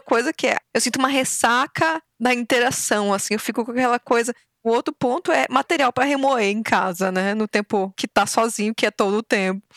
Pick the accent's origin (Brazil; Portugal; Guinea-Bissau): Brazil; moved away as an adult; now in Ireland; ela perguntou de onde eu era, né? Percebeu o sotaque começamos a conversar um pouco sobre o Brasil